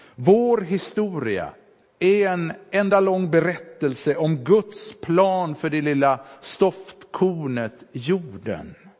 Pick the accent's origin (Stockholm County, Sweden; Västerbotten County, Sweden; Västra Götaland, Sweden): Västra Götaland, Sweden; Sävedalen; moved away; När bedjarna där hemma i Sävedalen ställde sig upp och bad i bänkarna